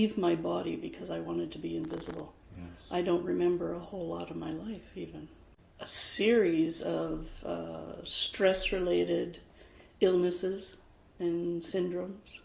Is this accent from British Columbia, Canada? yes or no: yes; Vancouver, British Columbia, Canada; I was born in Vancouver